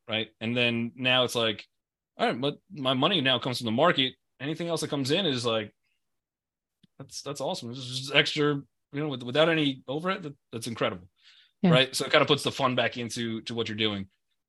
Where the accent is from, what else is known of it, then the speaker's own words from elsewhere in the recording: Long Island, New York, United States; I grew up in Long Island. I like some water.